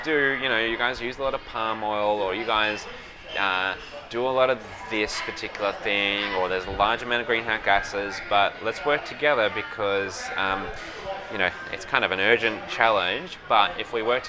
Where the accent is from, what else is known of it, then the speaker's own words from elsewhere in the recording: Bunbury, Western Australia, Australia; I grew up in Bunbury, which is a couple of hours south of Perth in Western Australia.